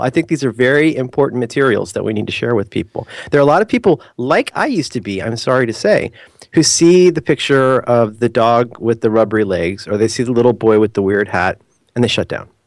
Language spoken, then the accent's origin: English; United States; I'm such a terrible, like, normal American